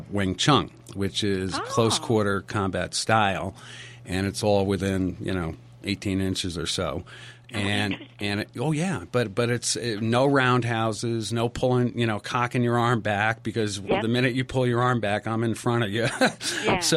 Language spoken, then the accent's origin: English; East Coast, United States; now in Sun Valley, United States; I grew up on the East Coast. I grew up on Bromley and Stratton and Stowe